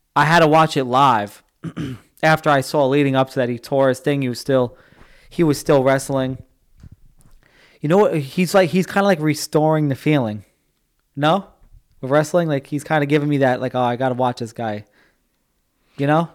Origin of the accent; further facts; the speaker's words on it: United States; I'm American